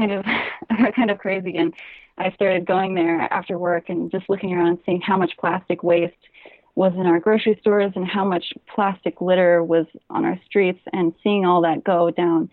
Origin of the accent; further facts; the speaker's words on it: Hawaii, United States; I grew up in Hawaii